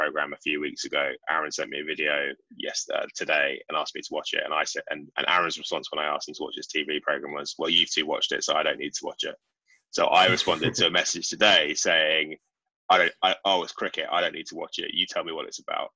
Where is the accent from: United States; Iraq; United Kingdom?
United Kingdom; We're British. We're all British.